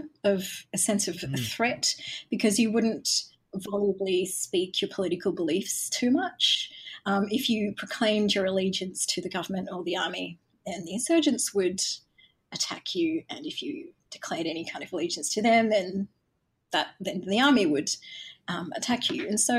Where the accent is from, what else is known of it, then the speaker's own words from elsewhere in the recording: Galle, Southern Province, Sri Lanka; born there; spent some time on the coast where my mum was from, because she's from around a village near Gaul. And I was born in Gaul.